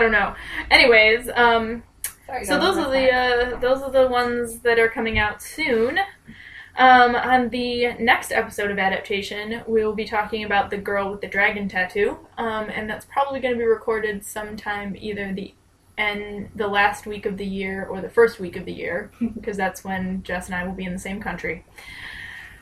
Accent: United States; moved away; I'm American

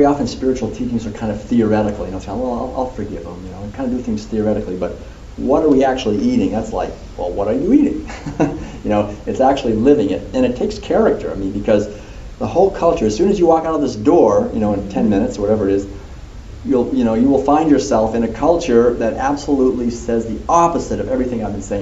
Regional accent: Concord, Massachusetts, United States; When I was a kid growing up in Concord, every April 19th, we would go down to the Old North Bridge

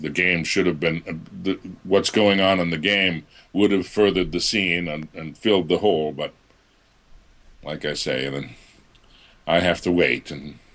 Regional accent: Boston, Massachusetts, United States; accent: Boston; I I grew up in the Boston area, so I I did have a bit of a Boston accent that I had to lose as I got into the voice world.

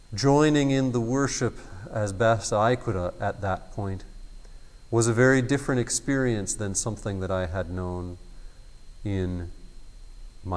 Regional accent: United States; as an American who had grown up in the Methodist Church

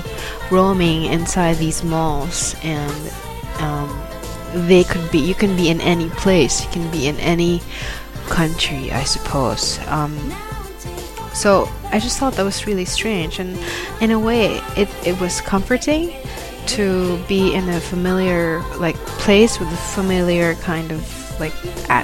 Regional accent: Manila, Metro Manila, Philippines; moved away as an adult; now in Gold Coast, Australia; I'm from Manila, right? And in Manila, we have, like, probably one mall per square kilometer

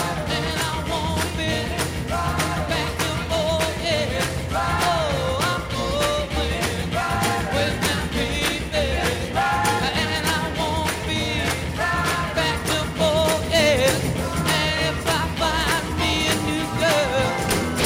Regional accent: Detroit, Michigan, United States; I was a kid growing up in Detroit, and I was probably about 5 miles away from the Grandy Ballroom.

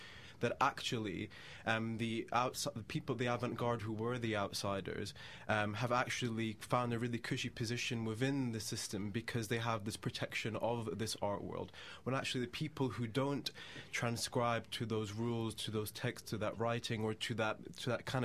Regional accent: United Kingdom; growing up in Britain

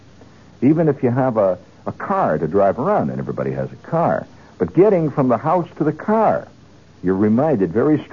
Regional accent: Indiana, United States; when I was a kid, and I grew up in Indiana

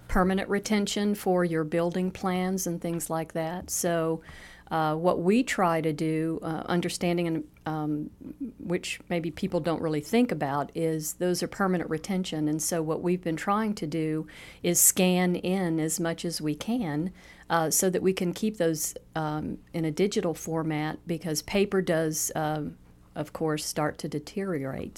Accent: Louisiana, United States; also born or lived in Estes Park, Colorado; now in Cape Coral, United States; We're born and raised in Louisiana

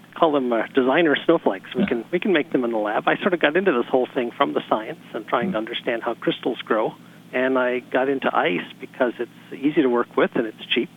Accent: Pasadena, California, United States; I'm from Pasadena

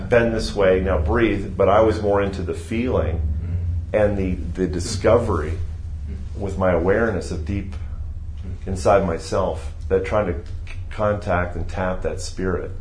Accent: Youngstown, Ohio, United States; moved away as an adult; also born or lived in Chicago, Illinois / Cincinnati, Ohio; now in Texas, United States; I moved uh, when I was six to Ohio, and I mm. did my schooling, my undergraduate uh, schooling, my high school um, through mm, through I was 18, and then mm. moved from Youngstown, Ohio to Cincinnati

